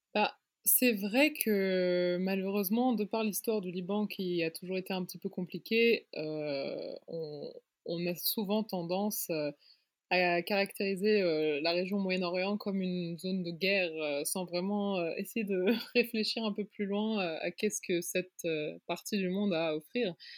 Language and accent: French; Luxembourg; moved away as an adult; also born or lived in Paris, France / New York, United States / London, United Kingdom / Beirut, Lebanon; je suis née, j'ai grandi au Luxembourg et je m'identifie quand même comme luxembourgeoise